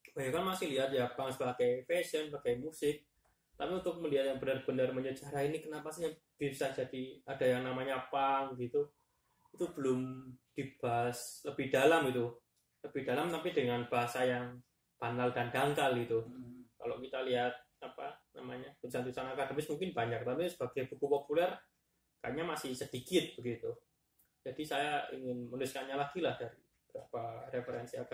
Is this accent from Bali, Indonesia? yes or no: no; Malang, East Java, Indonesia; Di sisi lain di kota tempat saya besar dulu di Malang tahun-tahun 2000-an itu juga ya pang lagi